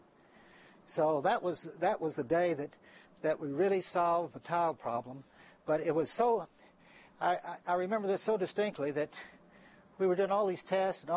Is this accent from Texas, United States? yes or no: yes; San Antonio, Texas, United States; moved away; my hometown is San Antonio, Texas.